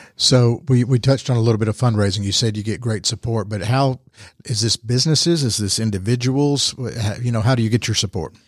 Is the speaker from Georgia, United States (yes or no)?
yes; Rome, Georgia, United States; born and raised in Rome